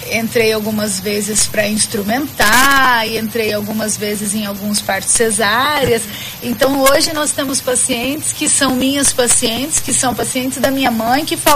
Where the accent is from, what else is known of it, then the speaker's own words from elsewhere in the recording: Presidente Prudente, São Paulo, Brazil; born there; E eu nasci em Presidente Prudente.